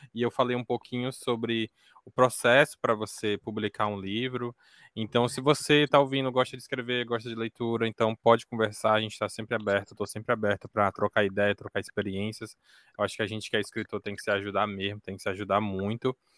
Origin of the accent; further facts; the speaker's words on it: Northeast, Ceará, Brazil; eu sou aqui do Nordeste do Ceará